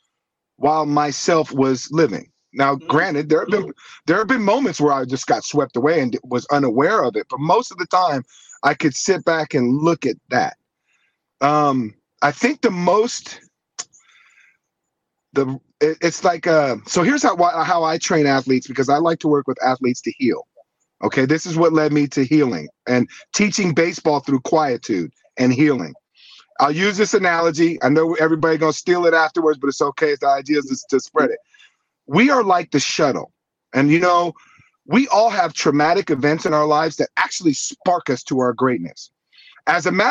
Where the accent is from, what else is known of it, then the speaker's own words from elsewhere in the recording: Santa Monica, California, United States; also born or lived in New York City; I grew up in the Santa Monica, Venice area